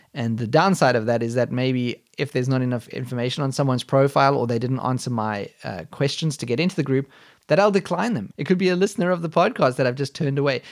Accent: South Africa; moved away as an adult; now in Germany; I was born in South Africa, but I moved to Germany over a decade ago and have since become a German citizen

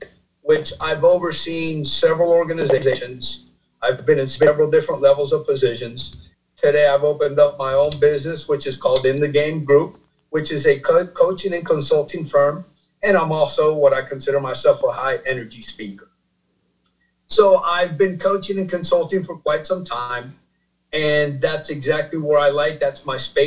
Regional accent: Miami, Florida, United States; also born or lived in New Jersey; I was born in New Jersey, raised in Miami, Florida

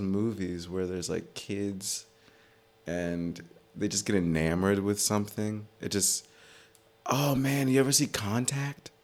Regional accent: Maryland, United States; moved away as an adult; also born or lived in Atlanta; now in New York, United States; I grew up in Maryland. I grew up, like, right outside D C, and then I spent some time in Atlanta, and then I moved back to Maryland.

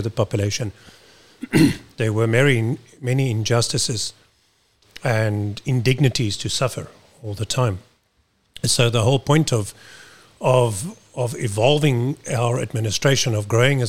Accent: Kuils River, Western Cape, South Africa; I come from Kells River, spent the majority of my life living in Kells River, just down the road

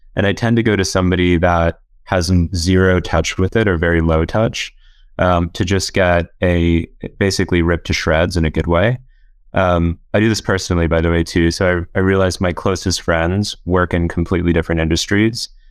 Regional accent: Orlando, Florida, United States; moved away as an adult; also born or lived in South Carolina / Oxford; I'm from Orlando, Florida, originally

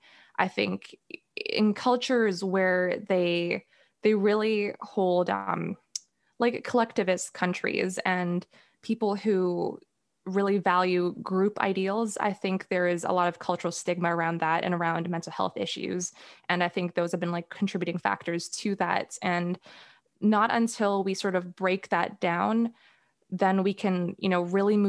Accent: Singapore; growing up in Singapore

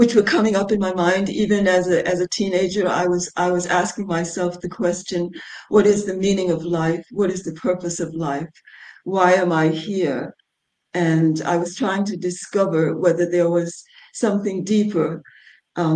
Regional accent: United States; moved away as an adult; also born or lived in England / New York City; I grew up in America. Until I was 22. I left when I was 22. I left America to go and live in England

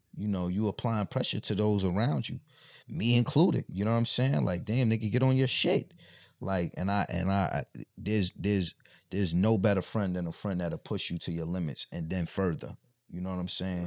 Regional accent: Mount Vernon, New York, United States; moved away; I'm from Mount Vernon, like, so, you know, that's like the country of New York

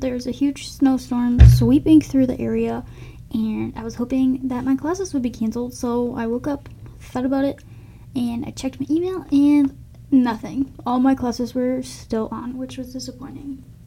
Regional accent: Elk River, Minnesota, United States; also born or lived in Sartell, Minnesota / St. Paul, Minnesota; I was born in Sartell, Minnesota, and moved to Elk River when I was about two

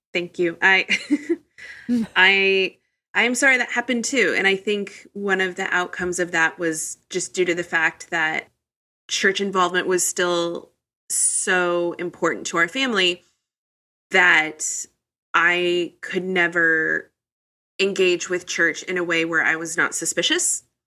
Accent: Midwest, United States; I grew up in the Midwest

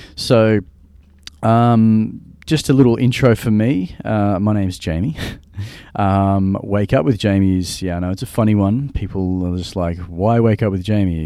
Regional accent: Australia; I'm from Australia.

